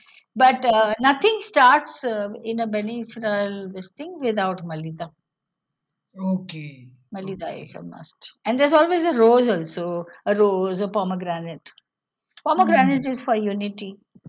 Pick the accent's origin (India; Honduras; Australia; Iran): India; Western India, but there is a little balance that we have maintained, you know. We can manage between being Indian and Jewish.